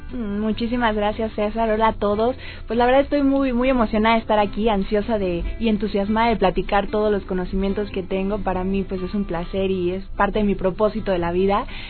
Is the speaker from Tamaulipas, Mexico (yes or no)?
no; Poza Rica, Veracruz, Mexico; yo soy veracruzana.